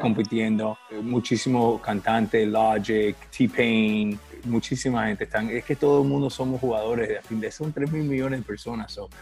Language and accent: Spanish; Miami, Florida, United States; Miami es mi, casa, es, yo soy de Miami, um, nacido